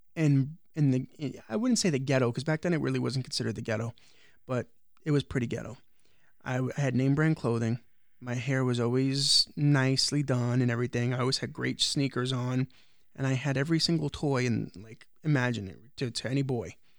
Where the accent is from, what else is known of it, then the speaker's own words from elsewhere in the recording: New York City, New York, United States; I grew up in the projects of Brooklyn, which I know you don't consider Brooklyn, but everybody knows that I come from Brooklyn, New York, which is Starrett City.